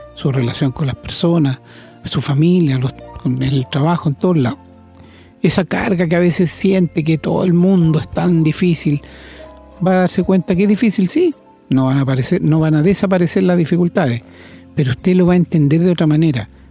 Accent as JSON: {"language": "Spanish", "country": "Chile", "said": "como decimos en Chile"}